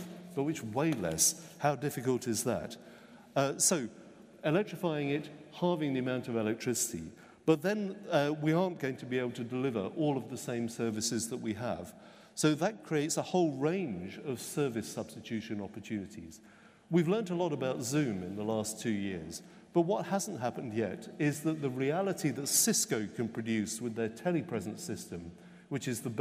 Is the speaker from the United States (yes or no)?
no; United Kingdom; I'm British